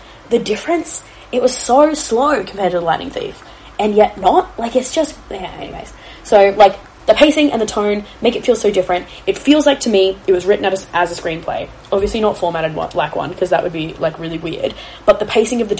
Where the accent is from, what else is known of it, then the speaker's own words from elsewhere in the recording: Australia; I am Australian